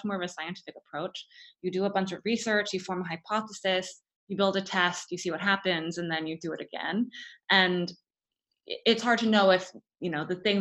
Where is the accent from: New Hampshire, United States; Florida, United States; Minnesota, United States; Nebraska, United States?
Florida, United States; moved away as an adult; also born or lived in Stanford, California; I grew up in Florida and I went to Stanford for undergrad